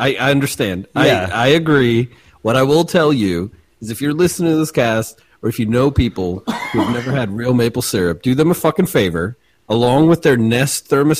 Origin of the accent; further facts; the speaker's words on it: Minnesota, United States; I grew up in Minnesota.